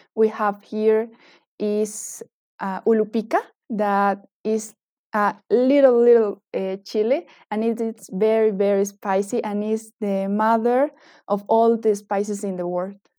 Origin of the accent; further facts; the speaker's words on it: eastern Bolivia, Bolivia; now in Cochabamba, Bolivia; I was born and grew up in the Bolivian East, where we can find part of the Amazon and the Gran Chaco Boliviano.